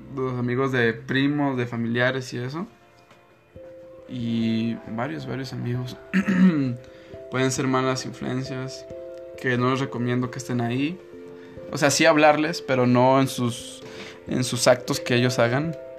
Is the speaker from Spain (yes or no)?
no; Mexico; como buen mexicano